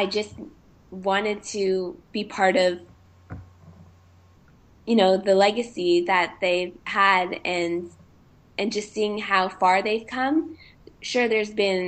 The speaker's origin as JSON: {"language": "English", "town": "Markham", "region": "Ontario", "country": "Canada", "moved": "yes", "said": "I come from Markham, which is about 30 minutes without traffic outside of Toronto. And every time I go back home"}